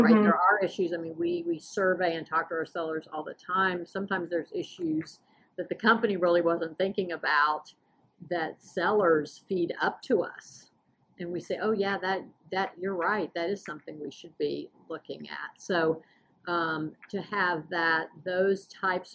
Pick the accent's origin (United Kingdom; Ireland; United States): United States; the South; moved away as an adult; now in Washington, United States; I was raised in the South